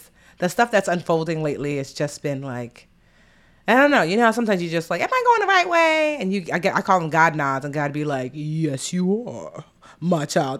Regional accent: United States; I'm, you know, born and raised here

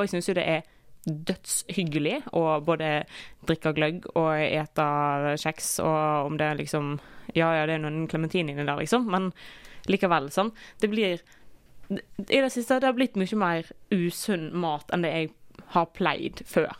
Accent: Western Norway, Norway; Jeg er vestlending

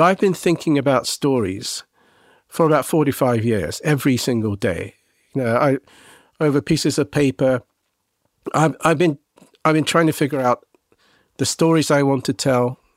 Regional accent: England, United Kingdom; I was a Japanese boy growing up in England.

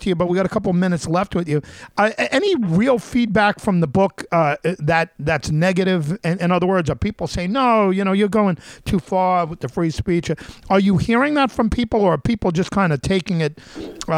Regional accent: Long Island, New York, United States; I grew up on Long Island

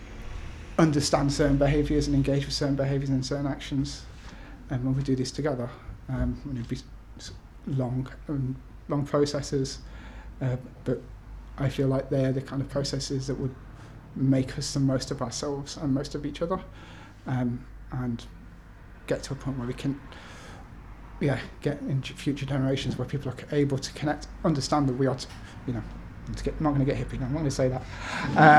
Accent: North East Lancashire, North West England, United Kingdom; moved away; also born or lived in Nottingham; North East Lancashire

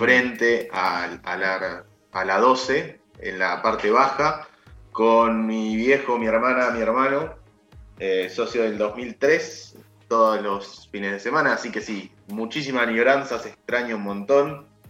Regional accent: La Plata, Buenos Aires Province, Argentina; yo soy de La Plata, la bombonera no me queda tan lejos

